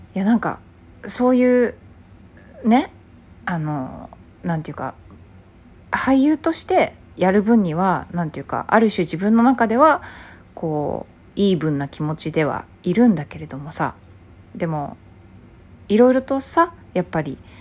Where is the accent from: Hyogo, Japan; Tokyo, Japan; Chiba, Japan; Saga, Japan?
Hyogo, Japan; 私は兵庫だからね